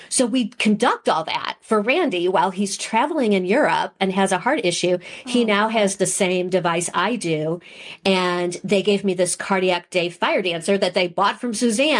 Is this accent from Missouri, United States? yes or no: yes; St. Louis, Missouri, United States; now in Kansas City, United States; I grew up in St. Louis.